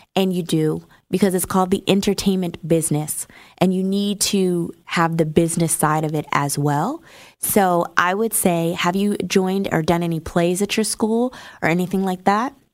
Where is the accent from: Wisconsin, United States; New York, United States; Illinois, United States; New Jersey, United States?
New Jersey, United States; now in Atlanta, United States; I'm from New Jersey